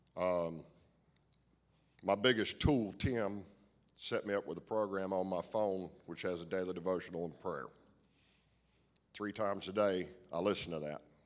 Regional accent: United States; I grew up in Stanley County, I couldn't ask for a better p-, set of parents

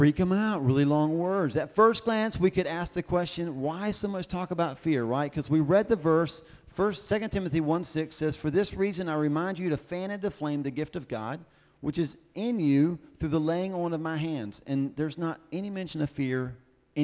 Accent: the South, United States; I'm from the South

